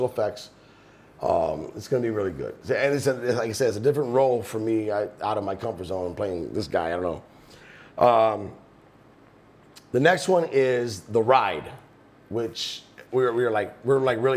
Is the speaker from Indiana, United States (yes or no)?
yes; East Chicago, Indiana, United States; moved away; We grew up in East Chicago